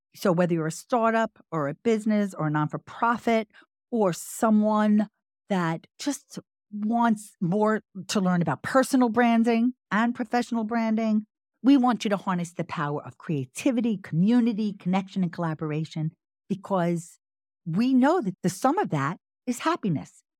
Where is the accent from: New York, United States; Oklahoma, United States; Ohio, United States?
New York, United States; Long Island; also born or lived in Brooklyn / Manhattan; we both were born in Brooklyn, but he mostly grew up in Staten Island, and I grew up in Long Island.